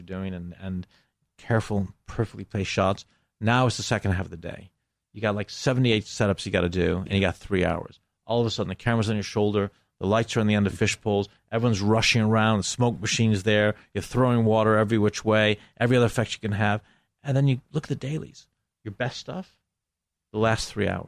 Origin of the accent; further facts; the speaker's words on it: Buffalo, New York, United States; moved away as an adult; also born or lived in England / Greece; now in Los Angeles, United States; I grew up in Buffalo